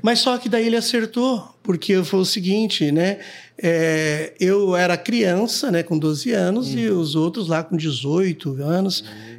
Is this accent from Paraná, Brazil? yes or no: yes; Guaraci, Paraná, Brazil; now in Londrina, Brazil; Sou de Guaraci, né? Nasci no dia 8 do mês 7 do ano 65